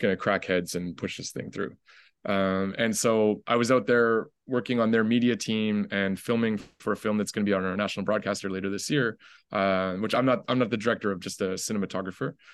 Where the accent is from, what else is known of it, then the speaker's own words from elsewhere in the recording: Ottawa, Ontario, Canada; I'm, like, the only one in my family that grew up in the city. Uh, when I was five, my mom and I moved to the capital, to Ottawa.